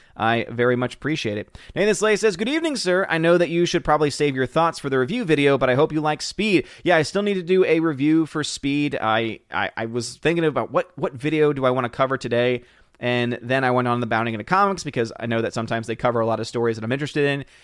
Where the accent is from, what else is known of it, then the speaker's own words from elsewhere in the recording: New Orleans, Louisiana, United States; also born or lived in Metairie; born and raised in New Orleans